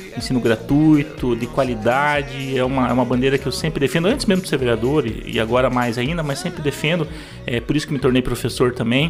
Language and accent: Portuguese; Paranaguá, Paraná, Brazil; nascer em Paranaguá, ser criado em Paranaguá